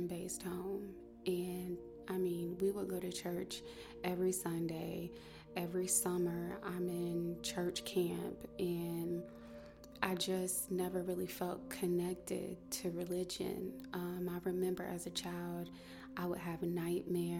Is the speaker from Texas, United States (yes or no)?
no; North Carolina, United States; I was born and raised in North Carolina